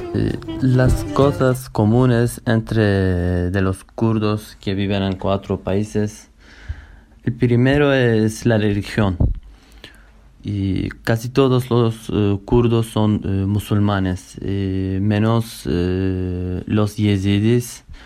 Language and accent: Spanish; Kurdistan, Turkey; Spanish is a second language; moved away as an adult; now in Uruguay; todos somos kurdos, todos hablamos kurdo